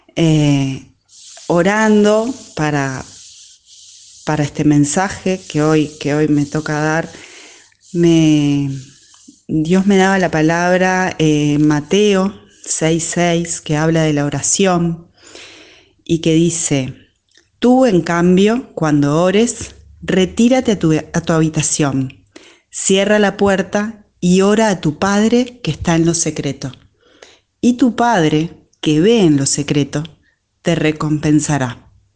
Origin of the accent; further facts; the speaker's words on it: Uruguay; soy de Uruguay